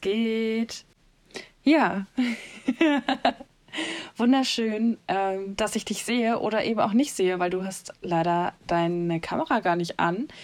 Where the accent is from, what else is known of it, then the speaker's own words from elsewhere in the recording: North Rhine-Westphalia, Germany; Ich komme aus NRW